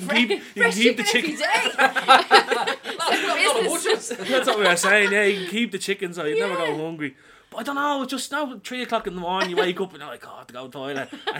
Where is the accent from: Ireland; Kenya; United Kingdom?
Ireland; Dublin, Leinster; also born or lived in Pearse Street, Dublin / Ringsend, Dublin; I'm originally from Pear Street, like, the big flats in Pear Street, but then I moved down the Ring's End